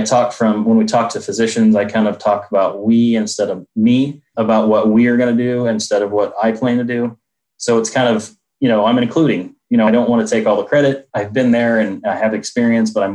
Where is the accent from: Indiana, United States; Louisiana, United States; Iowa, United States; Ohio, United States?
Indiana, United States; Indianapolis; I'm from Indianapolis, Indiana